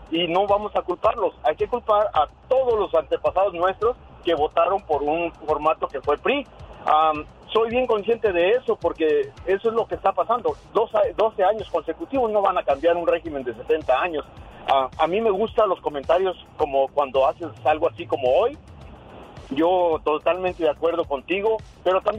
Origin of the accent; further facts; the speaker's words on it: Michoacán, Mexico; yo soy de Michoacán